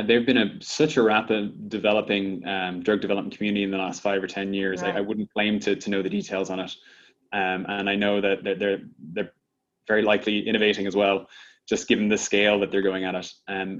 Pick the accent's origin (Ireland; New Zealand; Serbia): Ireland; now in United States; when I came to the States from Ireland originally.